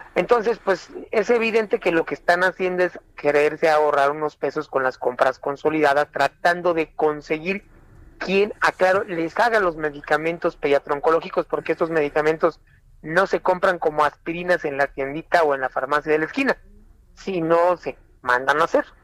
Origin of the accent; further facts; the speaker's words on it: San Cristóbal de las Casas, Chiapas, Mexico; Soy desempleado, vengo de Chiapas, de San Cristóbal de las Casas